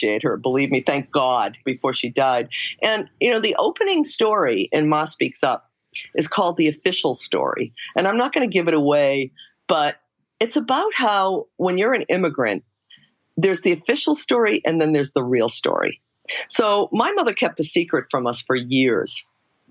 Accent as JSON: {"language": "English", "country": "United States", "said": "an American kid."}